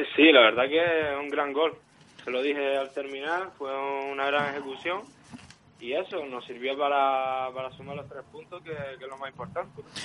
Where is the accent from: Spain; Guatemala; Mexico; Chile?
Spain; upper part of Schamann, probably Las Palmas de Gran Canaria, Canary Islands; yo soy de, de la zona alta de Yamán